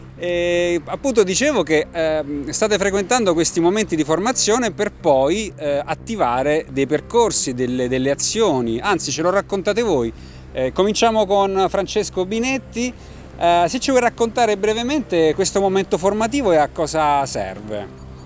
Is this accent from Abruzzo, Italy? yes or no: yes; Pescara, Abruzzo, Italy; sono di Pescara